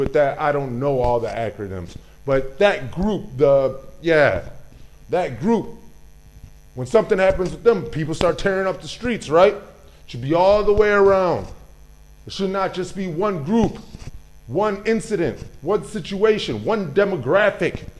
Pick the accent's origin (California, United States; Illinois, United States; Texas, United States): Illinois, United States; Chicago; I am a Chicago native. I come from Chicago.